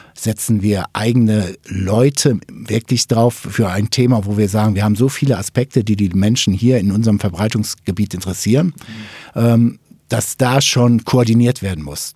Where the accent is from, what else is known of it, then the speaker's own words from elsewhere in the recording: Ruhr area, North Rhine-Westphalia, Germany; Ich komme ja aus dem Ruhrgebiet